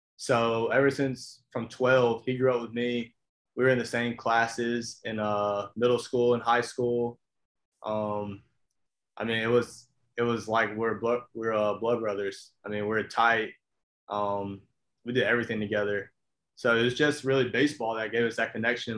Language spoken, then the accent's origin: English; Albany, Georgia, United States; I'm from Albany, Georgia. Um, as you know, talking to Hatch, small town, South Georgia. Um, went to Lee County High School